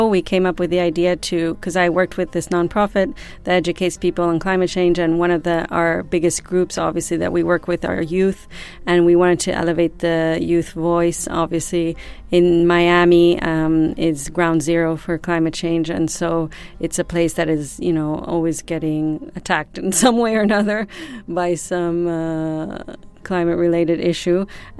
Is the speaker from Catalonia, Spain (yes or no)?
no; Madrid, Community of Madrid, Spain; born there; also born or lived in United States; now in Ibiza, Spain; even though I was born in Madrid, I am also American.